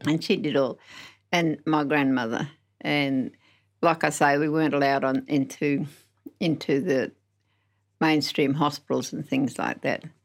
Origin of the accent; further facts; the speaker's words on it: Narrogin, Western Australia, Australia; also born or lived in Geraldton; I'm from Narrajin in the Southwest